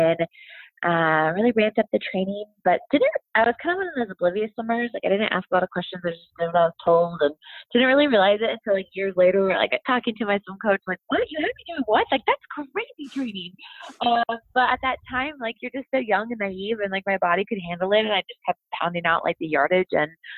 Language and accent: English; Lake Forest, California, United States; I joined the Summer League swim team in my hometown of Lake Forest, California